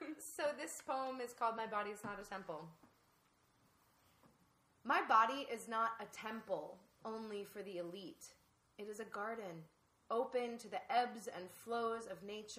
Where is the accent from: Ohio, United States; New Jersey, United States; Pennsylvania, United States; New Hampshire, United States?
Ohio, United States; I grew up in Ohio